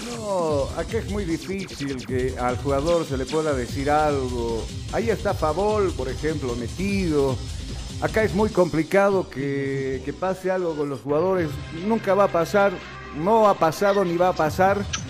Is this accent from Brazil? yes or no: no; Bolivia